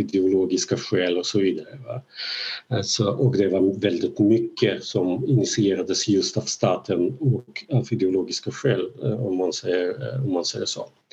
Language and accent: Swedish; Belarus; first language Russian; Swedish is a second language; now in Sweden; jag då kommer från eh, ett land, från Belarus